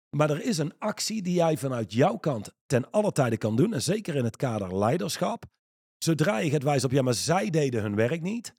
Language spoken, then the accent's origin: Dutch; Reusel, North Brabant, Netherlands; iemand waar ik opgegroeid ben in Reuzel